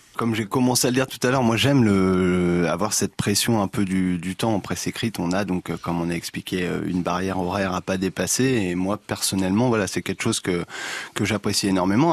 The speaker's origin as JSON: {"language": "French", "town": "Le Havre", "region": "Normandy", "country": "France", "also_born_or_lived": "Marseille / Amiens", "moved": "as an adult", "lives_now": "Auxerre, France", "said": "je suis originaire du Havre en Normandie"}